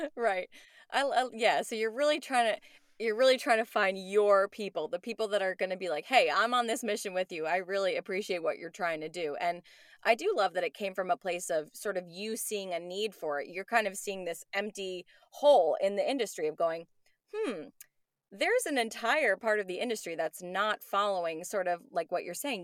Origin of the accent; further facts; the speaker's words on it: New York, United States; moved away; I'm from New York